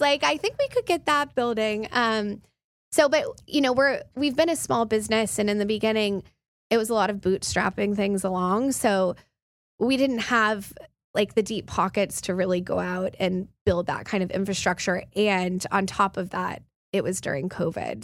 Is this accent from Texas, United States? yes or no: yes; Midland, Texas, United States; moved away as an adult; also born or lived in New York; I grew up in Midland, um, and then my family's ranch is in far West Texas